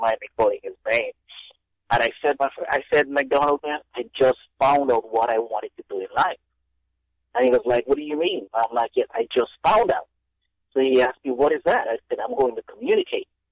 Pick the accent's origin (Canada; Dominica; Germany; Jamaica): Dominica; moved away as an adult; now in United States; growing up in Dominica